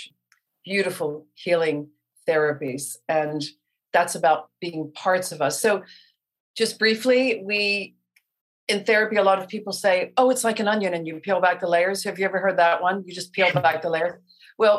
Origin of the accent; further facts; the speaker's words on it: Baltimore, Maryland, United States; moved away; I'm a girl from Baltimore